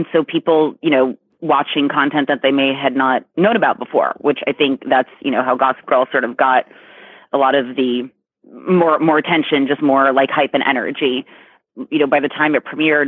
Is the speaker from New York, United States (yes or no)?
yes; New York, United States; moved away; I get to be in New York. I'm from New York